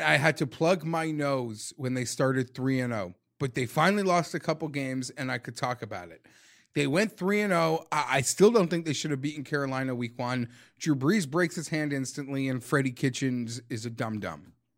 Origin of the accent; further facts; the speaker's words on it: Canada; I'm Canadian